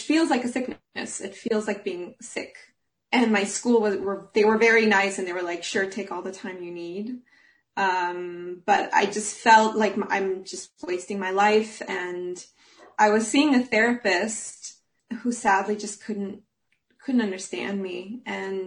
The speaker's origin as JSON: {"language": "English", "town": "Jerusalem", "region": "Jerusalem District", "country": "Israel", "also_born_or_lived": "Munich, Germany", "moved": "as an adult", "lives_now": "Flensburg, Germany", "said": "I'm originally from Jerusalem, Israel, and I live here because I got a job as an opera singer"}